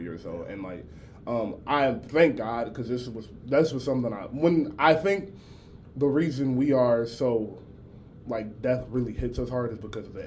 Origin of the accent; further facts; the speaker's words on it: Atlanta, Georgia, United States; I'm from Atlanta.